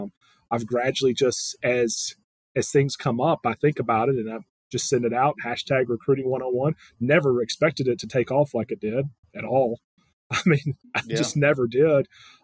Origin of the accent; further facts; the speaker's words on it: Tuscaloosa, Alabama, United States; And you're like, you know, I'm from Tuscaloosa, and you're telling me you didn't know about the other 12?